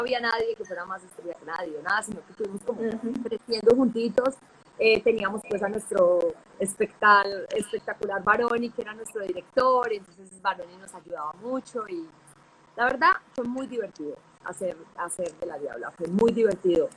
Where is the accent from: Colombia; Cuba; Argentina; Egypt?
Colombia; Medellín, Antioquia; yo soy de Medellín